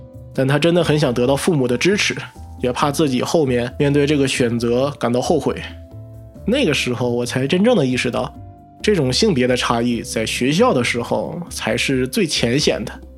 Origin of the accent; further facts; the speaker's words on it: Northeast China, China; 我是一个东北人